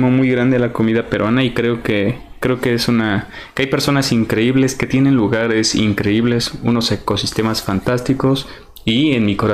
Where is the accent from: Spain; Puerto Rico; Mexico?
Mexico; Yo quiero decir, yo soy mexicano. Yo sé que tenemos una gastronomía muy completa.